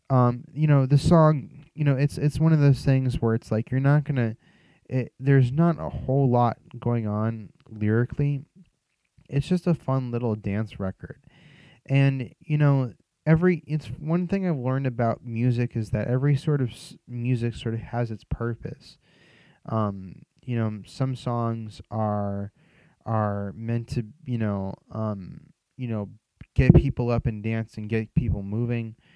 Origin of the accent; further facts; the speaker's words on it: Philadelphia, Pennsylvania, United States; I'm from Philly. That's where I grew up.